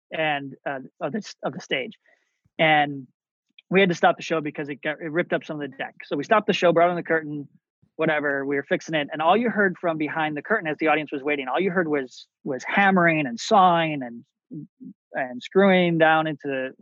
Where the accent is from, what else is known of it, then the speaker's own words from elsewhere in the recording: Chicago, Illinois, United States; I grew up in Chicago, outside of Chicago, Illinois